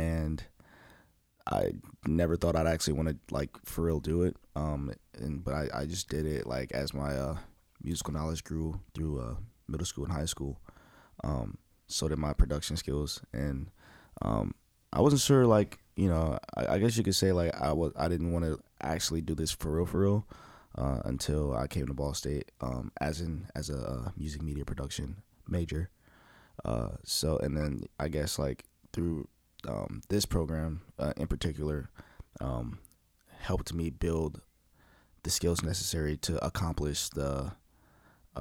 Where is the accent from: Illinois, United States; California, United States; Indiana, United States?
Indiana, United States; Indianapolis; I grew up in Indianapolis. grew up on the east side.